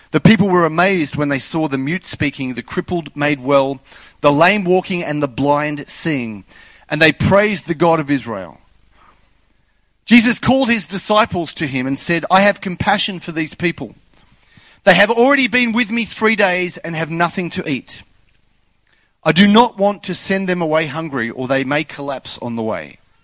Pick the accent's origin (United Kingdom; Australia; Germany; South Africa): Australia; I'm Australian